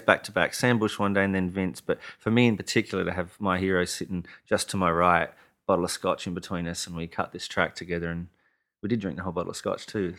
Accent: Adelaide, South Australia, Australia; moved away as an adult; also born or lived in Austin, Texas / Nashville; my hometown of Adelaide

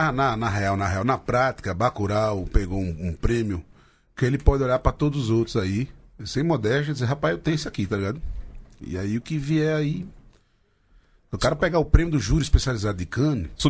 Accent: Garanhuns, Pernambuco, Brazil; Eu vim de Garanhuns, pô. Você quer saber? Já vim pra... Viemos de Garanhuns e para vencer.

